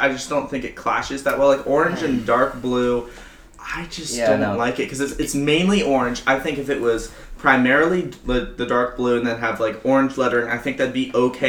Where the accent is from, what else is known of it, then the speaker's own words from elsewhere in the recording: California, United States; I was born in California.